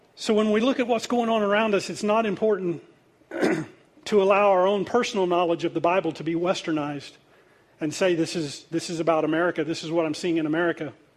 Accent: United States; I'm Native American

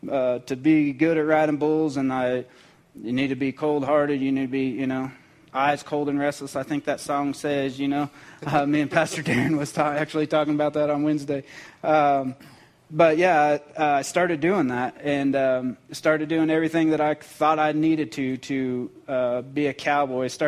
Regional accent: Cheyenne, Wyoming, United States; also born or lived in Colorado / Texas / Oklahoma / Phoenix; I lived all over northern Colorado. I, I grew up in Cheyenne, moved to Texas, moved back to Colorado, moved to Oklahoma, Phoenix, uh, all over the place and never never really had a home

